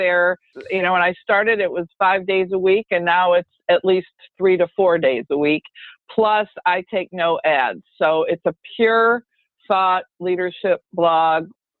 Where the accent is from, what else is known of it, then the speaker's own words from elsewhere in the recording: Michigan, United States; I grew up in Michigan, so that was very common.